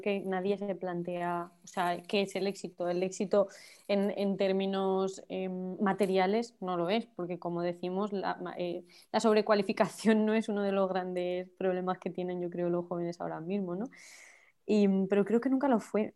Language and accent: Spanish; Campo de Criptana, Castilla-La Mancha, Spain; now in Madrid, Spain; la organización feminista de mi pueblo, de Campo de Criptana